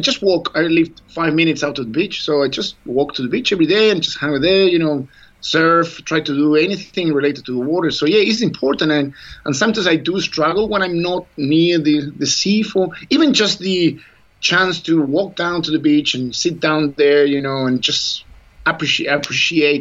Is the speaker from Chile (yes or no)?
yes; Chile; moved away as an adult; I was coming from Chile